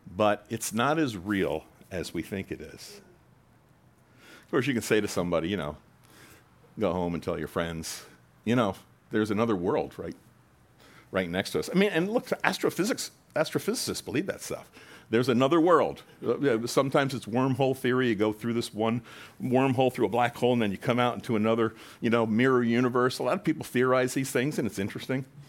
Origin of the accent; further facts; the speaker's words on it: United States; we're American Christians